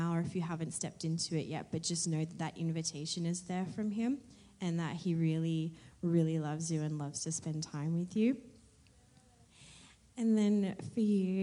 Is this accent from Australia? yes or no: yes; Australia; moved away; I'm from Australia